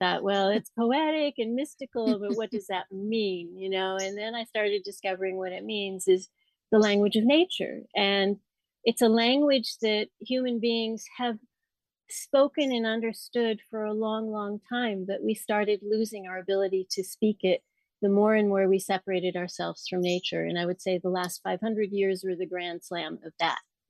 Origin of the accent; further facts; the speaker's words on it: Colorado, United States; I was born in Colorado and I grew up in the mountains